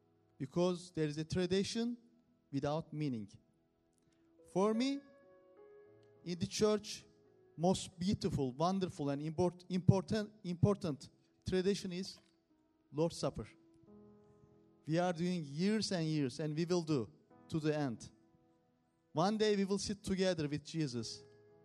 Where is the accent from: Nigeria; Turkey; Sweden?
Turkey; English is a second language; moved away; We are from Turkey